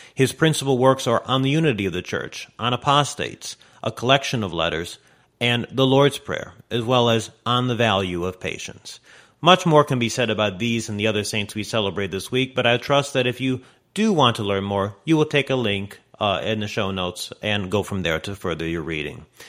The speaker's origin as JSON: {"language": "English", "country": "United States", "said": "I'm speaking from America"}